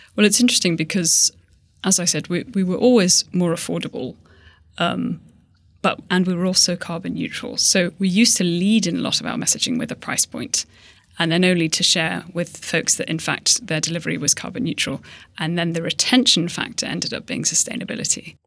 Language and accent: English; Hong Kong; I grew up in Hong Kong